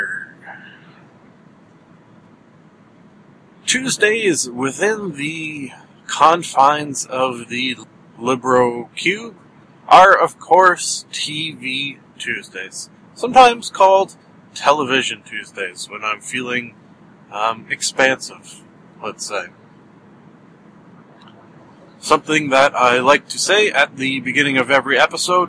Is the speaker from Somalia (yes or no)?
no; Canada; I am Canadian